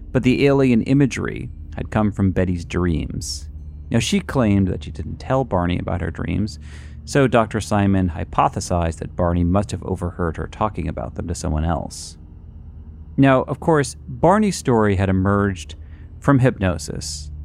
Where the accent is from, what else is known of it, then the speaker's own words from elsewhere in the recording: New England, United States; I'm from New England